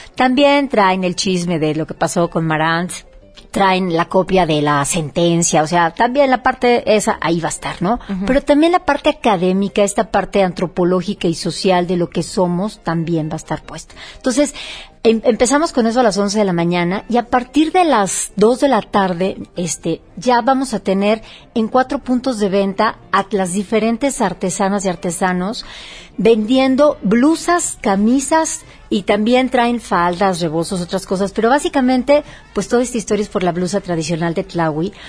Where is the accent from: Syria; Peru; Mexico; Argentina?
Mexico; Oaxaca; Oaxaca en este momento que mi tierra lo necesita tanto